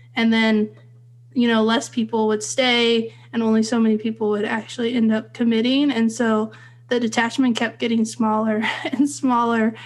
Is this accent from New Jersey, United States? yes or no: no; Fresno, California, United States; I grew up in Central California in Fresno